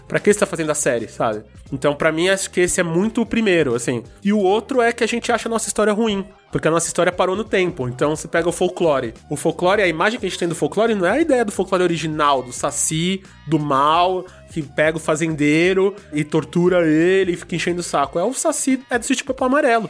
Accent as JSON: {"language": "Portuguese", "town": "Belém", "region": "Pará", "country": "Brazil", "moved": "yes", "said": "de onde eu vim, do Pará, de Belém"}